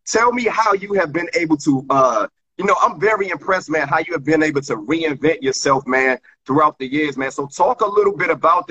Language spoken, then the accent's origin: English; Washington, District of Columbia, United States; my hometown, the Washington, D.C. area